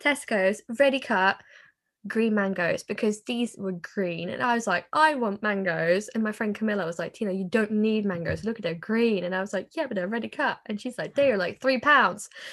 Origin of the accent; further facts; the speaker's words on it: Norway; also born or lived in England; I am from Norway